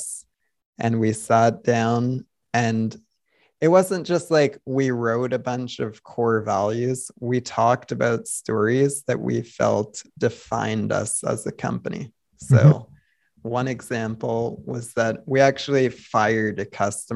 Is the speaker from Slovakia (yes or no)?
no; Canada; I'm Canadian